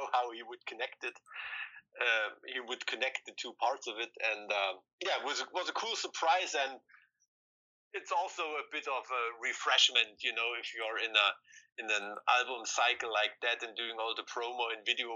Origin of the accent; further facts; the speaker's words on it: East Germany, Germany; we're from East Germany. We grew up behind the Iron Curtain